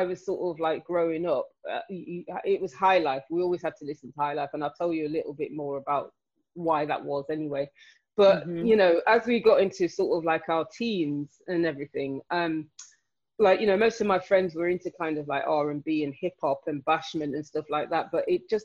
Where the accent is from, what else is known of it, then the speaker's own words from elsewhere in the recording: Nottingham, East Midlands, United Kingdom; moved away as an adult; also born or lived in London; I grew up in Nottingham, so that's in the East Midlands